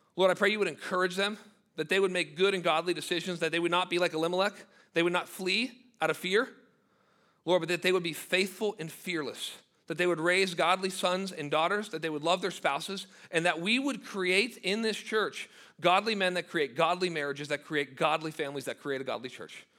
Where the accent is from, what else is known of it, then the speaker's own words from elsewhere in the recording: United States; as an American